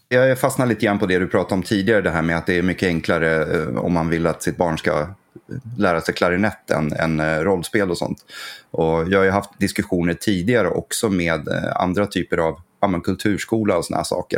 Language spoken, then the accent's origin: Swedish; Gävle, Gävleborg County, Sweden; also born or lived in Söderhamn; Gävle där jag föddes och så. Så att, eh, det här är liksom lite mina hemtrakter